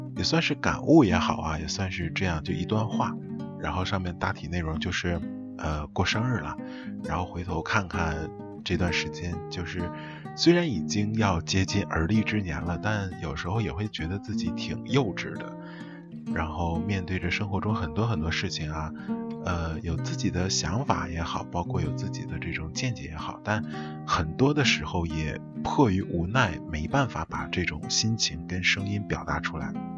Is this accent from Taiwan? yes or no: no; Northeast China, China; 我们东北这边儿叫打啵儿